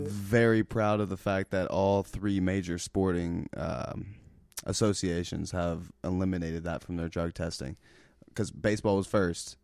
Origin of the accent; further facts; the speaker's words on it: Cincinnati, Ohio, United States; I'm from Cincinnati, Ohio